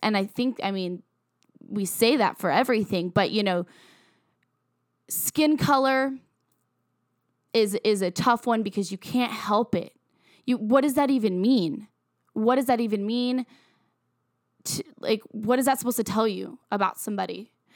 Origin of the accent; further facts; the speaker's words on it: Virginia, United States; moved away; I have a lot of, of close black friends that I grew up with in my hometown in Virginia